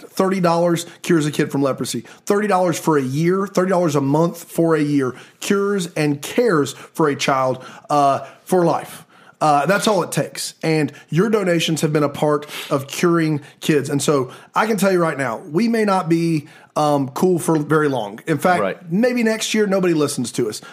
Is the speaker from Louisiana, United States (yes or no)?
no; Columbia, South Carolina, United States; I grew up in Columbia, South Carolina